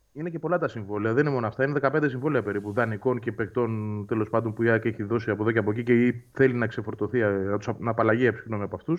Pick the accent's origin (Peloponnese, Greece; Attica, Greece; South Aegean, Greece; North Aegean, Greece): Attica, Greece; Nea Filadelfeia; μεγάλωσα στη Φιλανδία. Γεννήθηκα εκεί